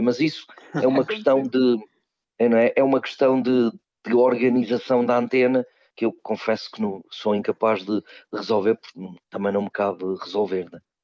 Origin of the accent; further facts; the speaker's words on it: Peso da Régua, Norte, Portugal; moved away; quando eu era jovem e vivia na minha terra natal, Peso da Régua, no Alto Douro